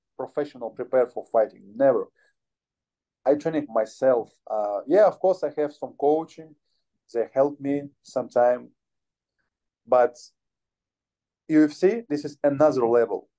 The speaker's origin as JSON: {"language": "English", "country": "Ukraine", "second_language": "English", "said": "I'm from Ukraine. I have good bad situation in my country."}